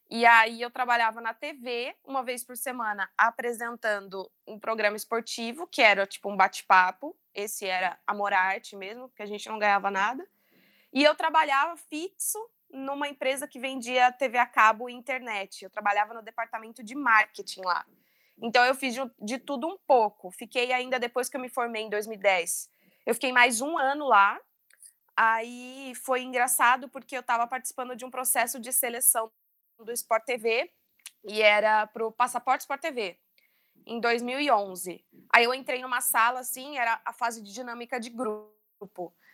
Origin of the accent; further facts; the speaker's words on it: São João da Boa Vista, São Paulo, Brazil; now in São Paulo, Brazil; Estou em São Paulo há quase 10 anos, vim do interior de São João da Boa Vista.